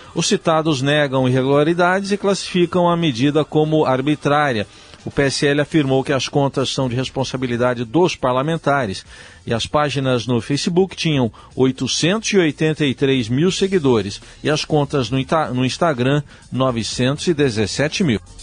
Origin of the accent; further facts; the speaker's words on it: Mogi das Cruzes, São Paulo, Brazil; eu, que também nasci em Mogi